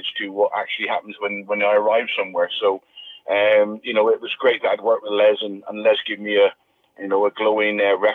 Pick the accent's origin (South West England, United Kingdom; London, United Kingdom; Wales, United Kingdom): South West England, United Kingdom; Plymouth; Plymouth, which was my hometown club and the club I supported